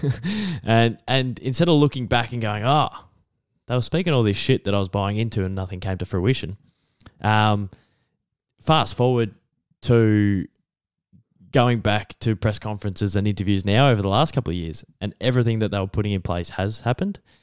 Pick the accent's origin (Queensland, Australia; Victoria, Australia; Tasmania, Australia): Victoria, Australia; Geelong; my hometown